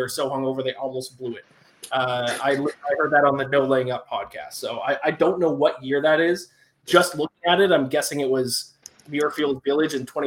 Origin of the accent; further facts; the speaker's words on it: Canada; my home country of Canada